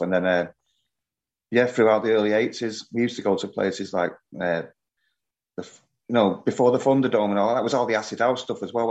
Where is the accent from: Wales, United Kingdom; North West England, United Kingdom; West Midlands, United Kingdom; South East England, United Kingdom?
North West England, United Kingdom; Manchester; I just grew up on a council estate in North Manchester, Blakely